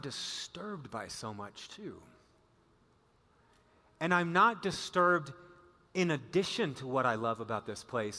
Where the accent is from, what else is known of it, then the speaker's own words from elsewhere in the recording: central Wisconsin, United States; moved away; also born or lived in Oklahoma; I'm born and raised central Wisconsin